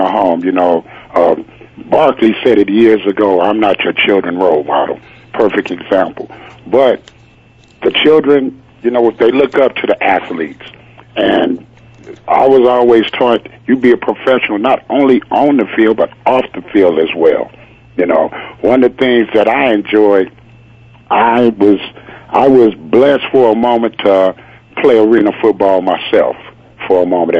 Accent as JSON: {"language": "English", "town": "Compton", "region": "California", "country": "United States", "tie": "born or raised there", "said": "I grew up in Compton, California"}